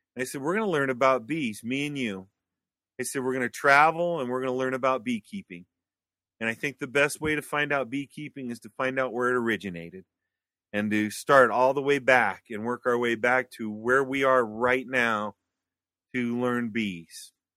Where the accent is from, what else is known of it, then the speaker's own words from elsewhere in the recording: Wyoming, United States; moved away as an adult; I came back to Wyoming in nineteen ninety-nine, two thousand. So after about ten years of being gone from Wyoming, I came back.